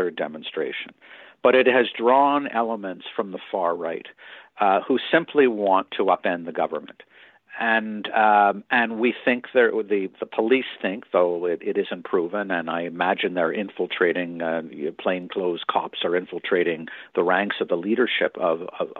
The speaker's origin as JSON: {"language": "English", "country": "Canada"}